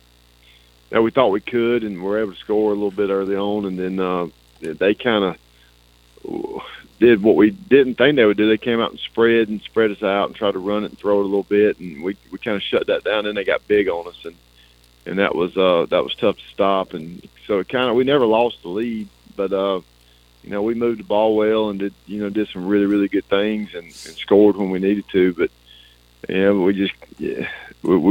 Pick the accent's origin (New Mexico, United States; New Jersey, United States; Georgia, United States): Georgia, United States; Blakely; in my hometown